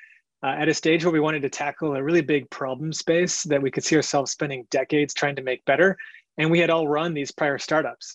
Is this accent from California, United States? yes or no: yes; San Francisco, California, United States; I was born in San Francisco